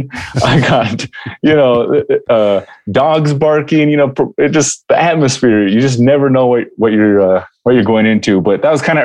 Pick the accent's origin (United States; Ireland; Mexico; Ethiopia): United States; Chinle, Arizona; I grew up in Chinle, Arizona, which is northern Arizona, up near the Four Corners on the Navajo Reservation